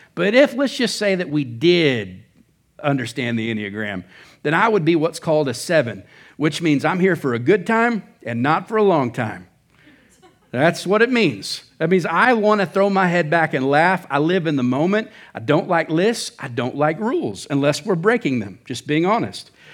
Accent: Oklahoma, United States; moved away as an adult; now in Surprise, United States; I'm from Oklahoma.

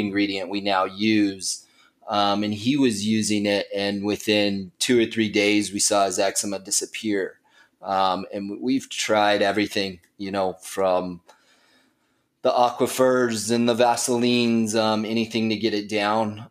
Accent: Flagstaff, Arizona, United States; also born or lived in Nicaragua; now in Phoenix, United States; I'm originally from Flagstaff, Arizona

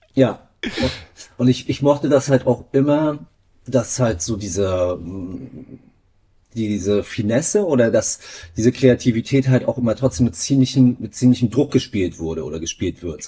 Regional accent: Greifswald, Mecklenburg-Vorpommern, Germany; Ich bin in Greifswald aufgewachsen

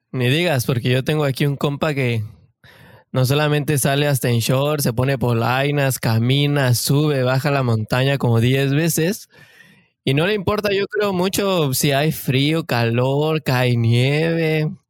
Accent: Canada; born there; Nací, hablo y todo en Canadá.

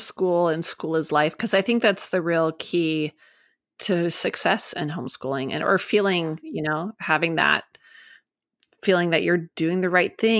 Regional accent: Midwest, United States; moved away; I grew up in the Midwest and we went to St. Louis fairly often.

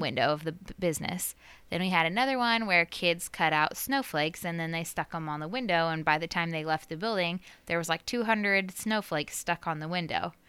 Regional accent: Knoxville, United States; born or raised there; moved away

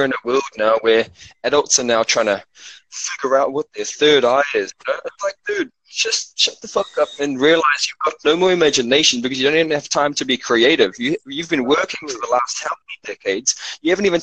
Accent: Cape Town, Western Cape, South Africa; now in Auckland, New Zealand; I come from South Africa, and I grew up really poor over there

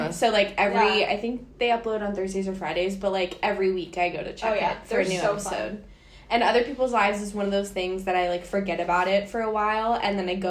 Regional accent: Miami, Florida, United States; moved away; I'm from Miami

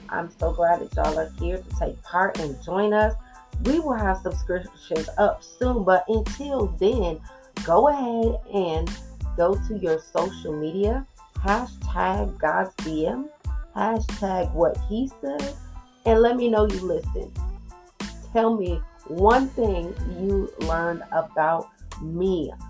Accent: Georgia, United States; So, I was born and raised in Georgia for the most part. I'm a military brat, so I've been a little bit of everywhere, but the majority of my life has been spent around the CSRA area.

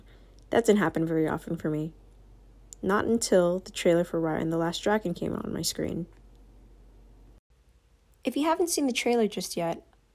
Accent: United States; You see, as a Filipino-American, I didn't grow up seeing many characters who look like me, or even identified closely to me on TV or in the movies.

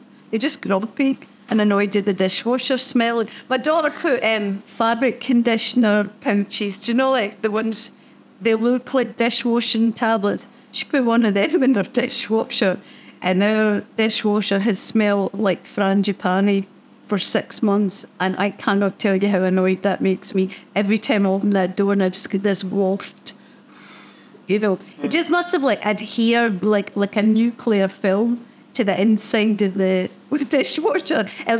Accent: Scotland, United Kingdom; now in Australia; I like swearing, I'm Scottish, and being Scottish, it's in your DNA to swear, and to swear well.

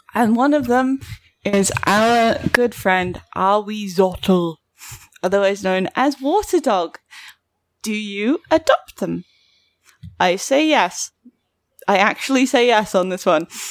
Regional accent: United Kingdom; accent: British; I've got a British accent

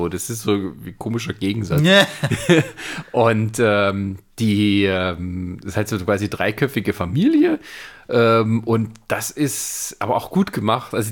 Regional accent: Baden-Württemberg, Germany; moved away; aus meiner Heimat

